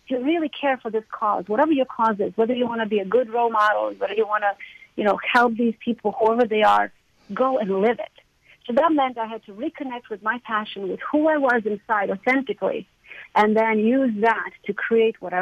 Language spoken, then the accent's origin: English; Croatia; moved away as an adult; now in United States; I grew up in Croatia